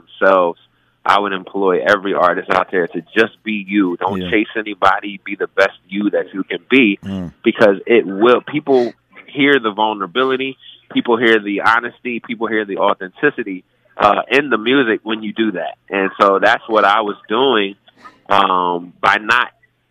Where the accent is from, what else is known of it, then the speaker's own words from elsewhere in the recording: New Jersey, United States; Growing up in Jersey in church, and my dad was a church organist